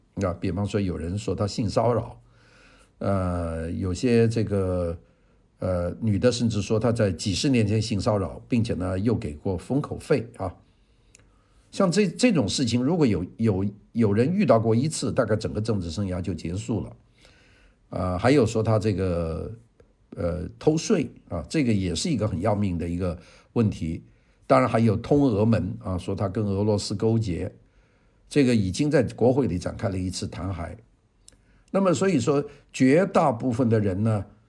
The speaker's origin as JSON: {"language": "Chinese", "country": "China", "said": "我们中国人"}